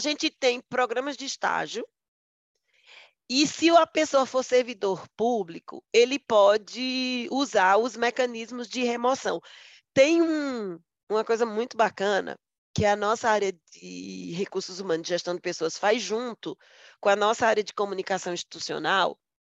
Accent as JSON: {"language": "Portuguese", "region": "Northeast Region", "country": "Brazil", "said": "eu sou nordestina"}